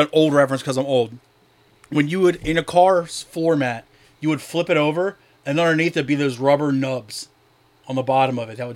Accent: Delaware, United States; I love my hometown.

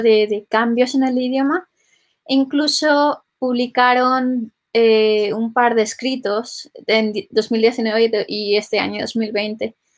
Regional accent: Valencian Community, Spain; yo en concreto vengo de, Valencia, que es una, una, de las regiones bilingües

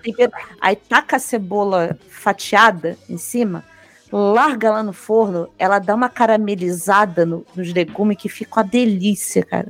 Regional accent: Brazil; Eu não sou italiano, sou só brasileiro

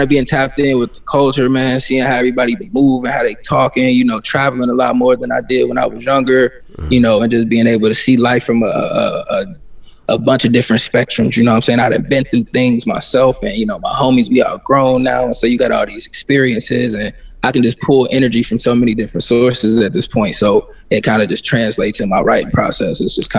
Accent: Midwest, United States; But just growing up in the Midwest, it's kind of like living in a glass ceiling, you know.

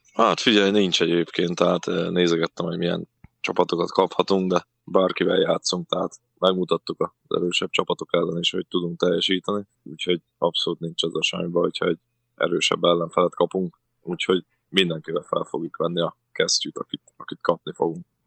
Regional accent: Forráskút, Csongrád-Csanád, Hungary; born or raised there; moved away; also born or lived in Budapest

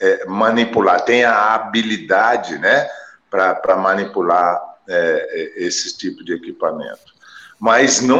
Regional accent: Jordânia, Minas Gerais, Brazil; eu sou de Jordânia. quer dizer, eu tenho aqui uma tomografia de dois canais, né, é, ressonância aqui na minha cidade não tem.

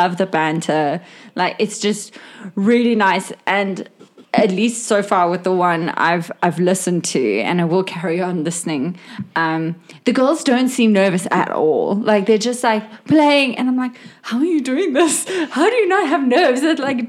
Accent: South Africa; we're from South Africa

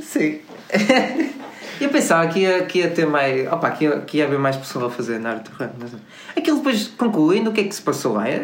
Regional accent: Porto, Norte, Portugal; nós somos do Porto

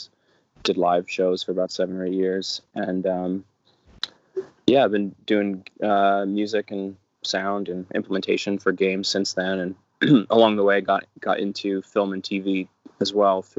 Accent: New York City, New York, United States; moved away; I am from New York City originally, and I grew up in a musical family

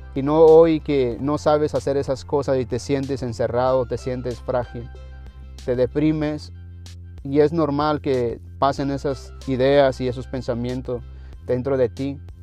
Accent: Mexico; moved away; Yo vengo de México

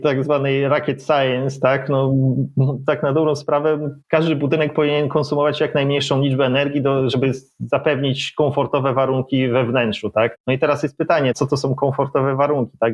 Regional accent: Łódź, Łódź Voivodeship, Poland; moved away as an adult; pochodzę z Łodzi, tak, 25 lat tam mieszkałem

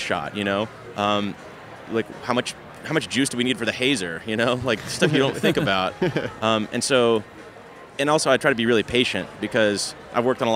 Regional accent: Louisville, Kentucky, United States; I'm from Louisville, Kentucky, and we have the Big Lebowski Fest every year there

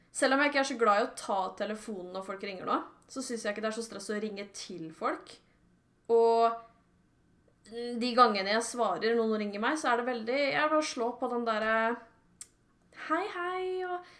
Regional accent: Sørum, Akershus, Norway; now in Jessheim, Norway; Jeg er fra Sørum

